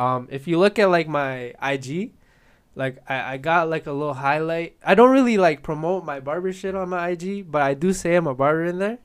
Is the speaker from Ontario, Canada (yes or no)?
no; Edmonton, Alberta, Canada; also born or lived in Philippines; I'm from the Philippines, I came here when I was seven, but here in Edmonton